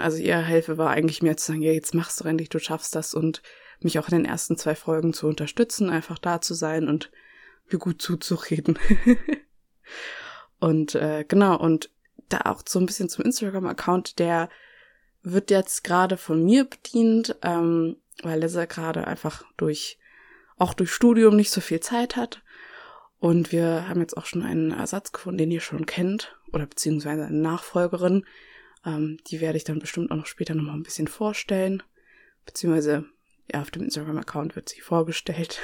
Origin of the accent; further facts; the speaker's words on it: Nuremberg, Bavaria, Germany; moved away; ich komme aus Nürnberg ursprünglich